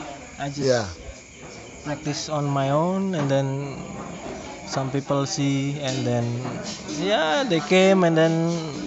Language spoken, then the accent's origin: English; Yogyakarta, Special Region of Yogyakarta, Indonesia; now in Jakarta, Indonesia; I'm from Jogja.